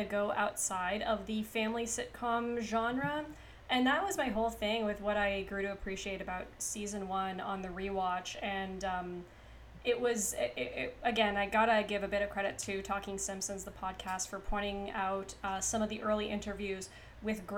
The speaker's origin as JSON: {"language": "English", "town": "Kapuskasing", "region": "Ontario", "country": "Canada", "tie": "born or raised there", "moved": "yes", "lives_now": "Toronto, Canada", "said": "I am Canadian. I live in Toronto, and I grew up in a town called Kapuskasing, which is very, very French"}